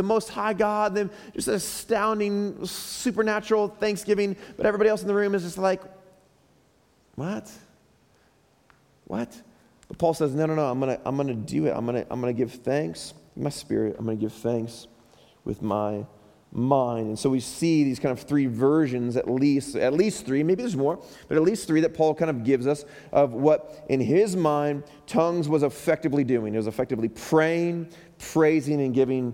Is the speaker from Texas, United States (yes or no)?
no; Chicago, Illinois, United States; moved away; back in Chicago where I'm from